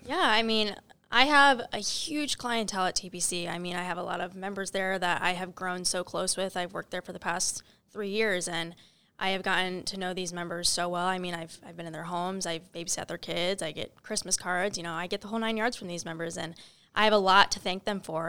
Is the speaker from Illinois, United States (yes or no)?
yes; Northern Illinois, United States; now in Cincinnati, United States; I am from Northern Illinois